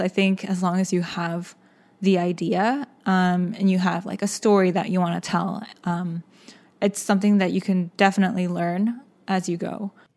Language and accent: English; Austin, Texas, United States; also born or lived in Seoul, South Korea; my family immigrated to Austin, Texas, uh, when I was six